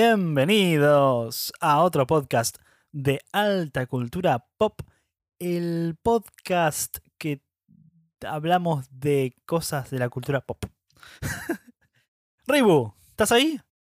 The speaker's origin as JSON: {"language": "Spanish", "country": "Argentina", "said": "Así somos los argentinos."}